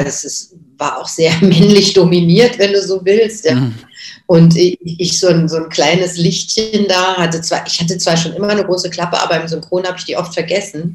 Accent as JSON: {"language": "German", "town": "Göttingen", "region": "Lower Saxony", "country": "Germany", "tie": "born or raised there", "moved": "yes", "lives_now": "Berlin, Germany", "said": "Also ich bin seit 81 in Berlin, aber ich bin geboren 1961 in Göttingen."}